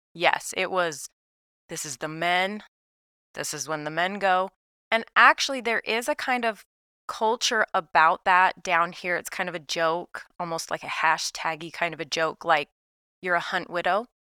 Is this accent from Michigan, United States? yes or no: no; Salt Lake City, Utah, United States; moved away as an adult; now in Saint George, United States; so I'm from Salt Lake City, so I'm from northern Utah, a suburb of Salt Lake, so that's where I was raised.